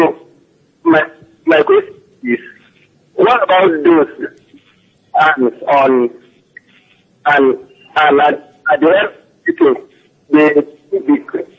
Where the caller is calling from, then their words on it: Oxford, South East England, United Kingdom; from Oxford.